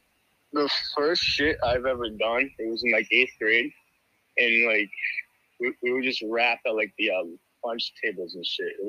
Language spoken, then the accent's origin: English; Massachusetts, United States; I'm from Mass.